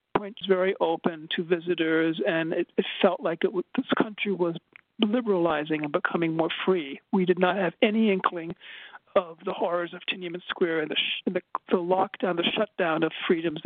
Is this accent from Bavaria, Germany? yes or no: no; Berlin, Germany; moved away; I grew up in Berlin, Germany